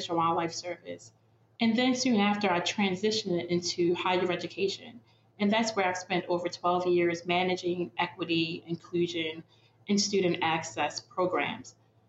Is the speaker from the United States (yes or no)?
yes; Baltimore, Maryland, United States; I'm originally from Baltimore, Maryland, and I was first in my family to go to college.